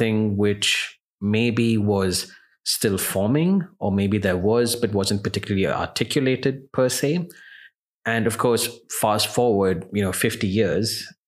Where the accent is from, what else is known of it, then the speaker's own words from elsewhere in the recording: Sharjah, United Arab Emirates; I remember as a child growing up in Sharjah